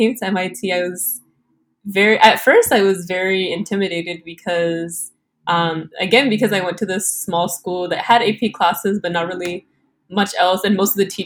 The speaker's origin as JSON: {"language": "English", "region": "Texas", "country": "United States", "said": "I'm from Texas"}